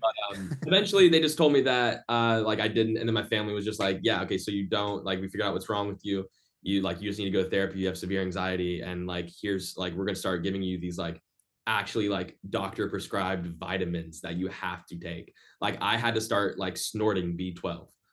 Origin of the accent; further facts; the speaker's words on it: Orlando, Florida, United States; moved away as an adult; now in Boston, United States; I'm in Boston right now, uh, but my hometown is Orlando, Florida.